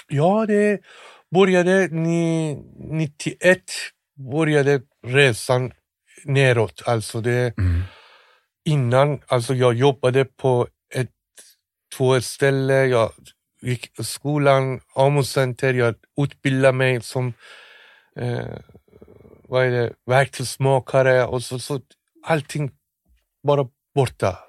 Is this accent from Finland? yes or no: no; Tehran, Tehran Province, Iran; Swedish is a second language; moved away as an adult; now in Sweden; jag är från Teheran